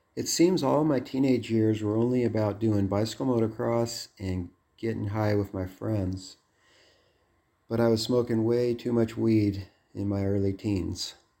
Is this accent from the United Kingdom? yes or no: no; Los Angeles, California, United States; also born or lived in Seattle; I was born in Seattle in nineteen sixty, the youngest of seven kids, but we moved to Los Angeles when I was around kindergarten age